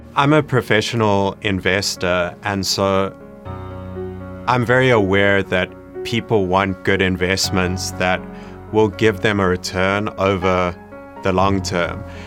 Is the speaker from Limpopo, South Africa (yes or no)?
no; Johannesburg, Gauteng, South Africa; I grew up in Johannesburg, South Africa